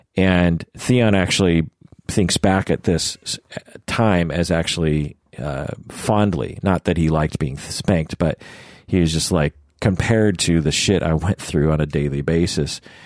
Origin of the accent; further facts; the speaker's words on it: Seattle, Washington, United States; I'm from Seattle